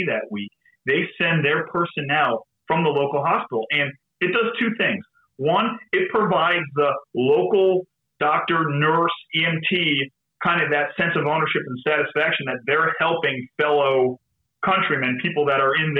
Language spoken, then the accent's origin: English; Connecticut, United States; moved away; my home state of Connecticut